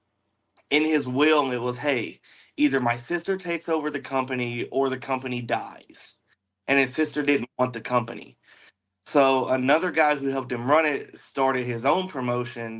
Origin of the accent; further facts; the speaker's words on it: same town as Blake Christian, near Jackson, Tennessee, United States; there was a guy from my hometown who was actually wrestling in the local area, Blake Christian. Me and him are from the same town